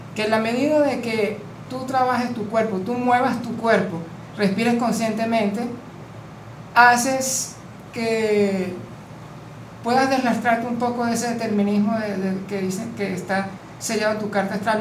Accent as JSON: {"language": "Spanish", "country": "Venezuela", "said": "vengo de Venezuela."}